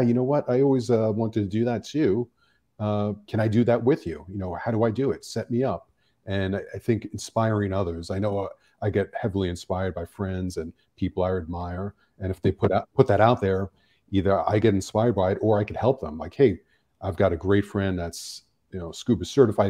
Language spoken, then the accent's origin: English; New York City, New York, United States; now in Los Angeles, United States; growing up in New York City, I mean, we're exposed to so much